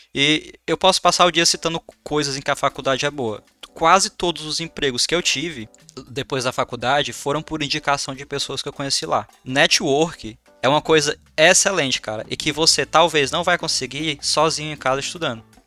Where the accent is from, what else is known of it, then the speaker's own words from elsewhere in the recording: Madalena, Ceará, Brazil; a minha infância foi com o Jeff. A gente cresceu junto ali no Ceará, em Madalena